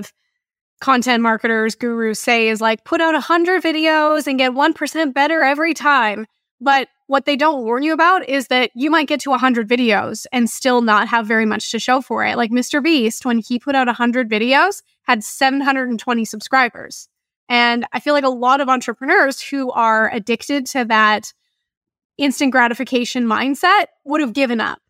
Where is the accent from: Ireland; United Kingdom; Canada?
Canada; I'm Canadian